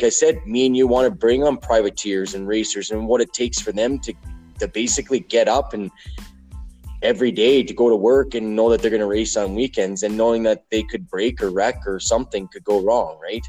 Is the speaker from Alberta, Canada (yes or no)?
yes; Alberta, Canada; I'm from Alberta, Canada.